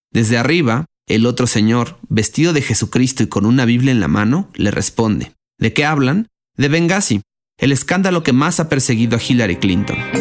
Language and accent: Spanish; Mexico; siendo mexicano